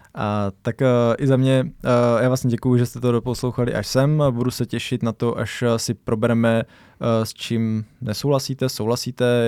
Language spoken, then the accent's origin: Czech; Brno, South Moravian Region, Czechia; jsme tady z Brna